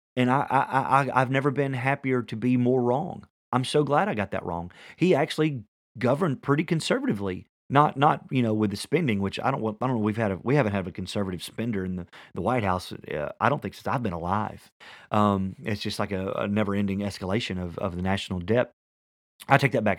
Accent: Tennessee, United States; I'm from Tennessee

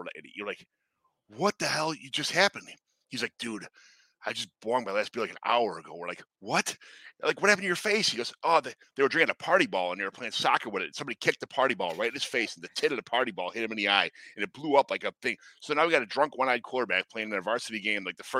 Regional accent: Chicago, Illinois, United States; Growing up in the South Side of Chicago and just drinking with all these people all the time.

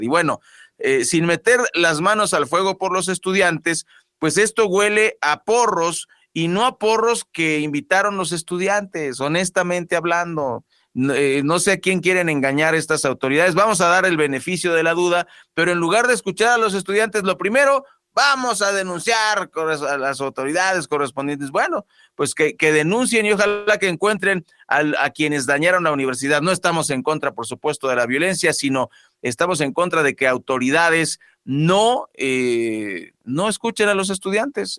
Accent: Mexico; como mexicanos

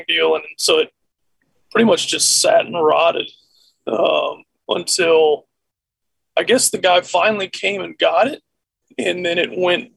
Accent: Austin, Texas, United States; I was born and raised in Austin

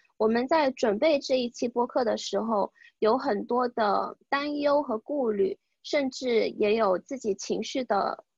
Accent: China; moved away as an adult; 在国内长大的女孩子

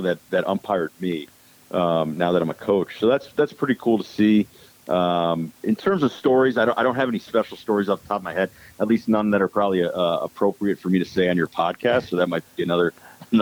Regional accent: Connecticut, United States; moved away as an adult; also born or lived in St. Louis; I'm originally from Connecticut

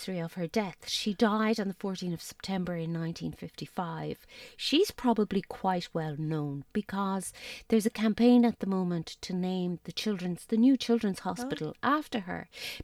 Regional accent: Tralee, Munster, Ireland; it was a gras that went right back to my childhood, because I'm from Tralee

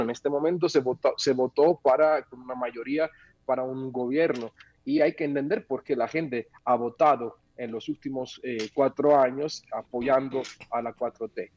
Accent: Mexico; como ciudadano mexicano

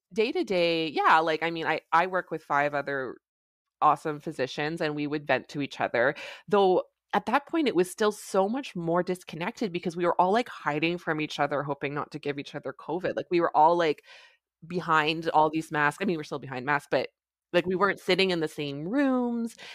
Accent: Canada; I'm a Canadian family physician

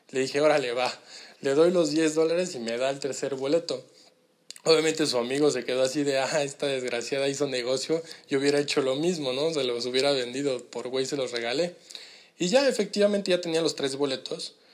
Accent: Mexico; Eh, pues nosotros venimos de México, fíjate que estamos en un programa así, asado

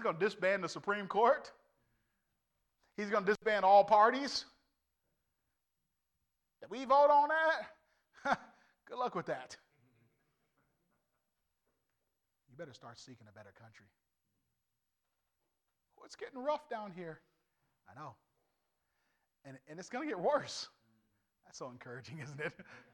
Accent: United States; I'm an American through and through

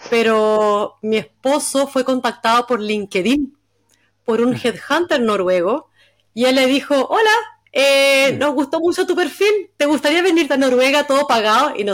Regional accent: Concepción, Biobío, Chile; moved away as an adult; now in Stavanger, Norway; Yo soy de Concepción

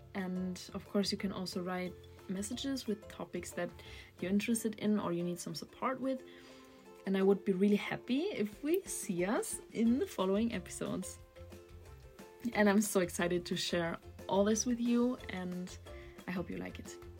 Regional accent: Germany; also born or lived in Berlin; I'm from Germany and I'm currently living in Berlin.

